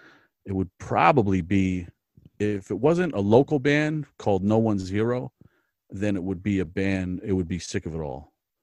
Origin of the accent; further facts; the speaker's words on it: New Jersey, United States; I'm from New Jersey originally. So it starts in New Jersey and very musical family.